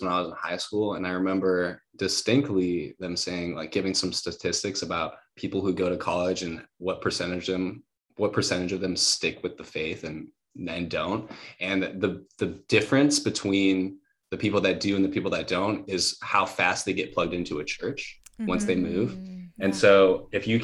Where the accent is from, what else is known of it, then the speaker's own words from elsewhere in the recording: Wisconsin, United States; moved away as an adult; also born or lived in Hawaii; now in Los Angeles, United States; I was born there. I lived there till I was 10. Then I moved to Wisconsin